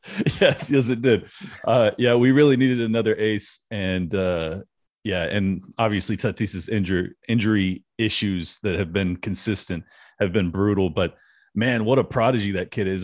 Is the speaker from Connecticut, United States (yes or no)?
no; San Diego, California, United States; Born and raised in San Diego